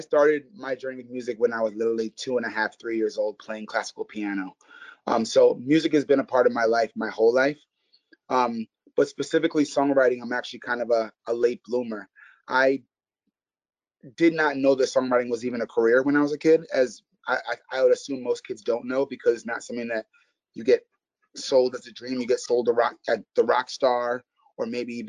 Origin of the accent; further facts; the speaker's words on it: New York City, New York, United States; moved away as an adult; now in Nashville, United States; I'm from New York City, and I moved officially to Nashville 4 years ago in 2016.